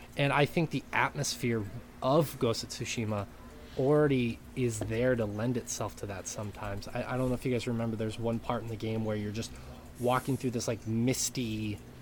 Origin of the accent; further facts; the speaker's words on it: Great Falls, United States; moved away; back in Great Falls in my hometown